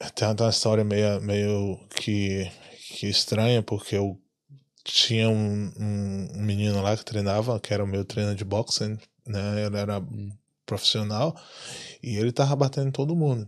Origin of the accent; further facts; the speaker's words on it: Salvador, Bahia, Brazil; moved away as an adult; now in Ireland; minha infância na, no Brasil, assim, lá em, principalmente lá em Salvador